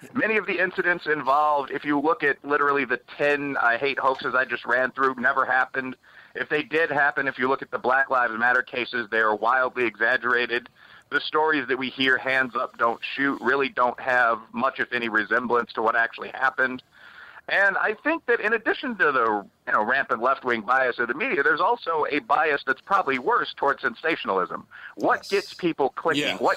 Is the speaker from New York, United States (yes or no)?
no; Chicago, Illinois, United States; moved away; I'm from the south side of Chicago. I'm from Bridgeport, which is a black and Irish American neighborhood.